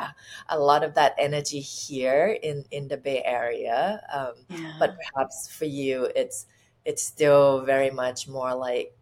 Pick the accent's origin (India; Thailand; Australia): Thailand; now in California, United States; when I was growing up in Thailand